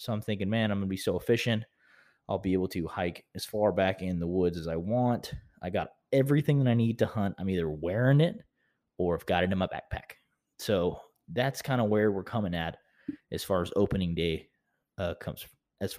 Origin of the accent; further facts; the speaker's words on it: Vinita, Oklahoma, United States; his brother Cooper, who I grew up knowing in Vinita, Oklahoma, where I'm from